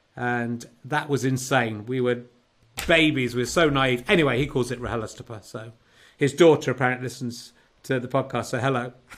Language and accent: English; Cheddar, South West England, United Kingdom; moved away; also born or lived in Yorkshire; back in Cheddar doing this uh, from my childhood home